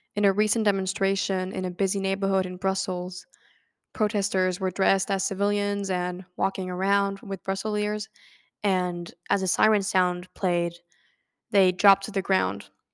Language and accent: English; France; moved away as an adult; now in Canada; I'm from France, and I'm an undergraduate student at McGill University in Canada